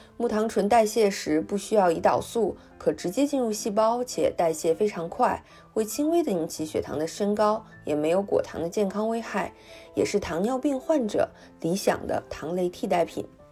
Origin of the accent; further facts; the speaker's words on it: China; 我们中国人爱吃的红糖